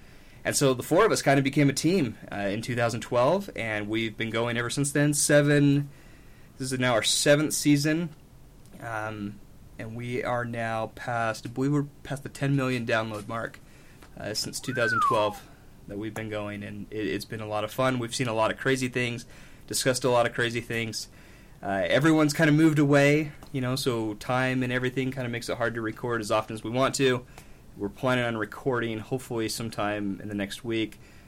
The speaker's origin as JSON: {"language": "English", "town": "Smithfield", "region": "Utah", "country": "United States", "tie": "born or raised there", "said": "I am from here, just north in Smithfield."}